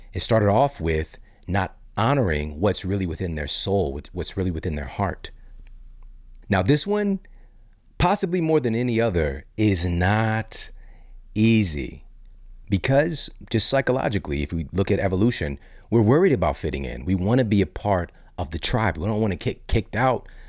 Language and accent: English; Midwest, United States; also born or lived in Saint Louis, Missouri; I live in Saint Louis, Missouri. I'm from the Midwest